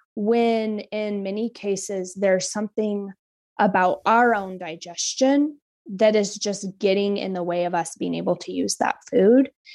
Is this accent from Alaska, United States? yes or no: yes; Kodiak, Alaska, United States; moved away; I'm from Kodiak